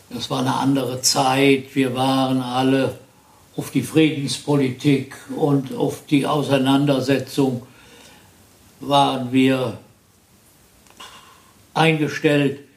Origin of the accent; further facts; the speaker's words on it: Neuwied, Rhineland-Palatinate, Germany; Äh, nein, ich bin hier in Neuwied.